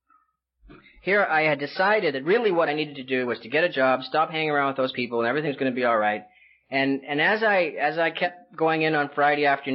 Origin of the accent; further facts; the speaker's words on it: British Columbia, Canada; moved away; also born or lived in California; I grew up in Canada, and I lived in British Columbia